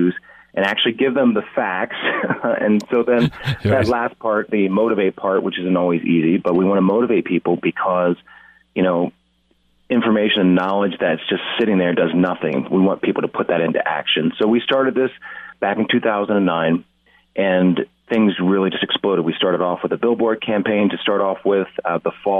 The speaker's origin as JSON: {"language": "English", "town": "Lancaster", "region": "Pennsylvania", "country": "United States", "tie": "born or raised there", "also_born_or_lived": "Atlanta", "moved": "as an adult", "said": "I grew up in Lancaster County, Pennsylvania"}